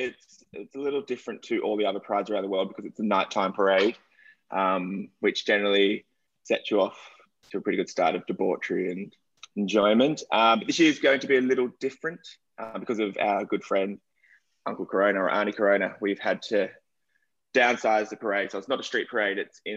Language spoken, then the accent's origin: English; Australia; moved away; I am Australian, obviously.